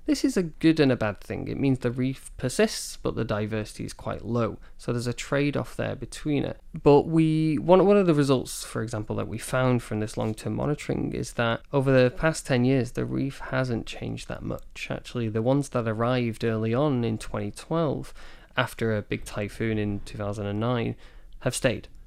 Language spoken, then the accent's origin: English; Manchester, North West England, United Kingdom; moved away as an adult; also born or lived in Scotland; now in Taiwan; I'm originally from the U K. I'm from Manchester in the, in the north of England